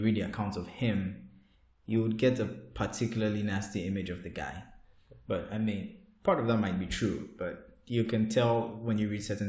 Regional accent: Ghana; We are both Ghanaians from West Africa

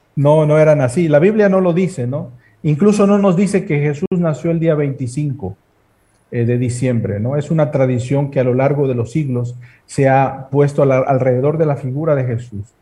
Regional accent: Mexico; tenemos por tradición como mexicanos

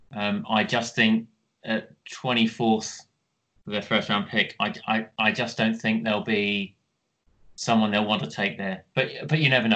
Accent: Kent, South East England, United Kingdom; growing up in Kent

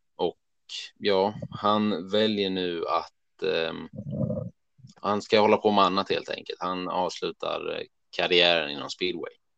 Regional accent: Örebro, Örebro County, Sweden; vi är från Örebro

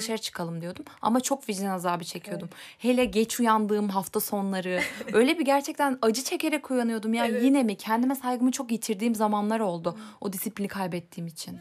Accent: Elbistan, Kahramanmaraş, Turkey; moved away as an adult; Elbistan'da Kahramanmaraş Elbistan oradan geldim biliyorsun ortaokuldan. Hı hı. Oralıyım zaten.

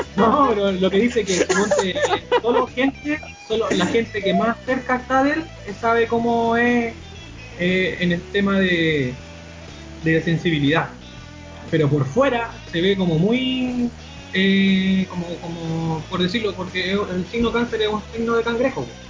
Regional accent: Chile; nací aquí en Chile

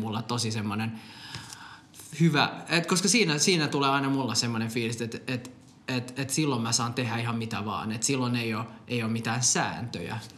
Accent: Finland; born or raised there; also born or lived in Popayán, Colombia

